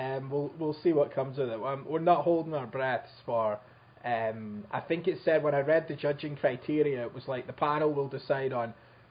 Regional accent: Scotland, United Kingdom; I'm actually from Scotland, not a shithole country.

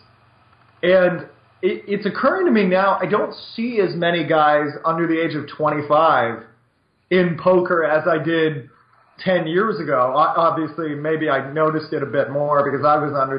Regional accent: United States; I'm an American

